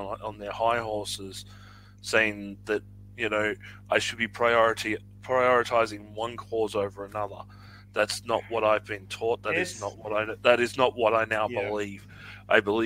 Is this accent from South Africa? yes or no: no; Australia; I'm Australian.